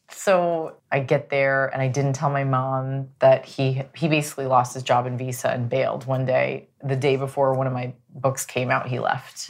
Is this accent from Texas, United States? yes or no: no; San Diego, California, United States; I was raised in San Diego, which was predominantly Hispanic and white